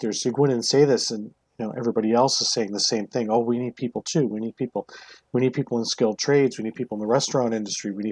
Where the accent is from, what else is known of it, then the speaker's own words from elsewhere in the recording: Newfoundland and Labrador, Canada; moved away; I grew up in Newfoundland, spent my summers in Nova Scotia